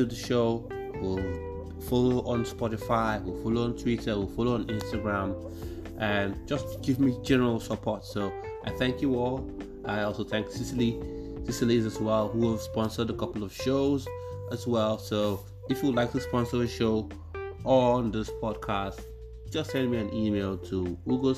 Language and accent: English; Nigeria; moved away as an adult; also born or lived in Exeter, United Kingdom; now in United Kingdom; I lived most of my adult life in Nigeria. And as when I say most of my life in Nigeria, I mean from nursery to primary to secondary to undergrad.